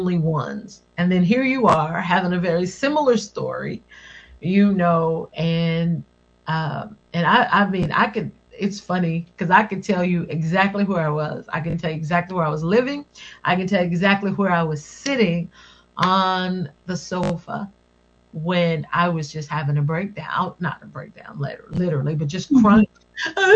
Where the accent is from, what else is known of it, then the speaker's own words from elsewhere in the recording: West Virginia, United States; I'm from West Virginia